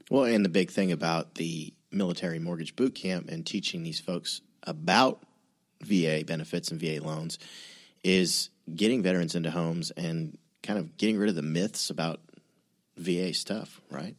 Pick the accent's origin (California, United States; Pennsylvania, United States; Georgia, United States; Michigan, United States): California, United States; I'm from California.